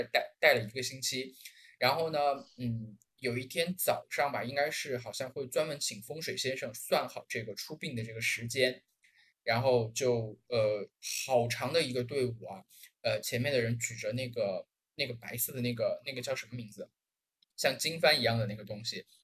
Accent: Guizhou, China; moved away; 我们是贵州人

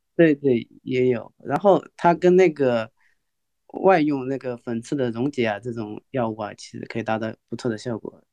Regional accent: Wenzhou, Zhejiang, China; 来自温州的，浙江温州温州哦

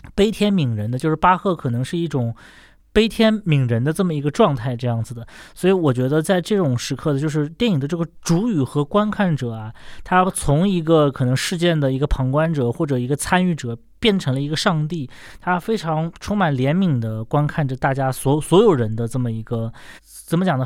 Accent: China

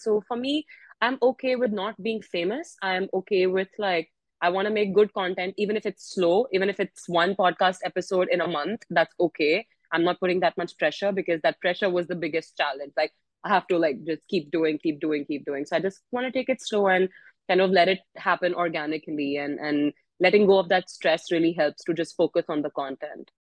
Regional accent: India; now in United States; i'm in the us i'm indian

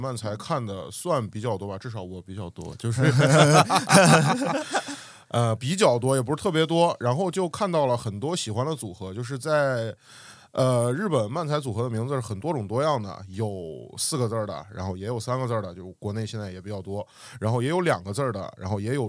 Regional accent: Xiamen, Fujian, China; 我们都是来自厦门，然后我们也是厦门唯一一家喜剧俱乐部的成员，叫厦门来风喜剧。

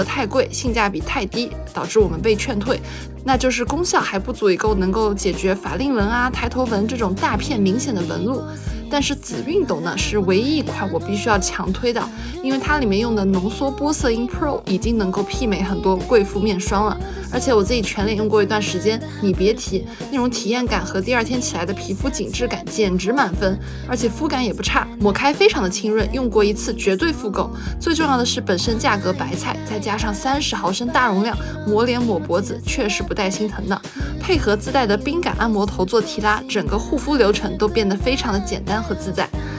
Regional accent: Shanghai, China; also born or lived in Zhejiang; 我是一个在上海长大的浙江人，其实我的上海话很洋泾浜的。

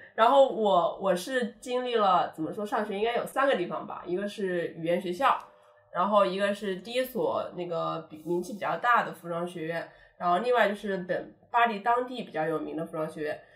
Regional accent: China; now in Paris, France; 我们中国人

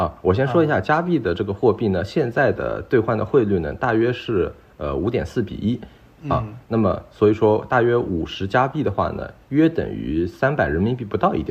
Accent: Shanghai, China; now in Vancouver, Canada; 然后呢，这里的温度呢也很舒适，因为我是上海来的嘛

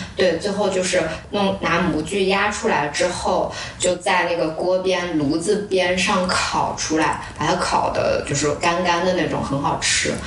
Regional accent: northern China, China; now in Hangzhou, China; 像我作为北方人

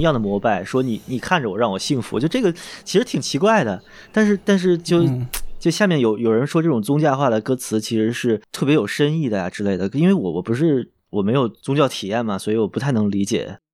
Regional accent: Beijing, China; 我是一线城市，真正内城长大的

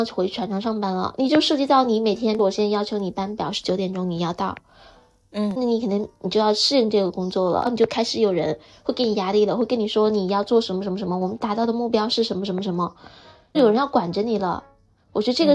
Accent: China

